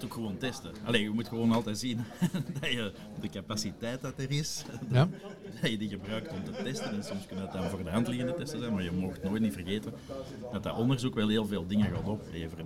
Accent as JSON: {"language": "Dutch", "region": "Flanders", "country": "Belgium", "said": "dat is het leuke als Vlaming"}